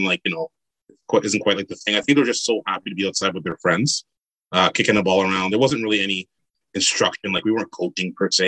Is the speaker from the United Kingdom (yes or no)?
no; Montreal, Quebec, Canada; now in Ottawa, Canada; I'm originally from Montreal, and started playing in the local, inner city soccer, house league soccer when I was 3-4 years old